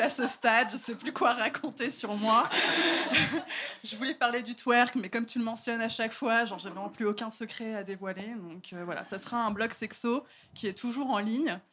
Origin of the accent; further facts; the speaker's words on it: Paris, Île-de-France, France; je suis parisienne